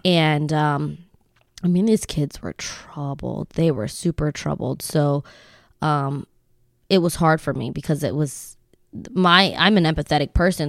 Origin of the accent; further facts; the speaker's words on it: Lancaster, Pennsylvania, United States; we moved here when I was ten